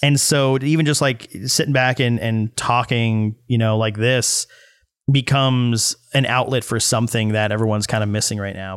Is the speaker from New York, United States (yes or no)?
yes; New York, United States; I'm from New York my whole life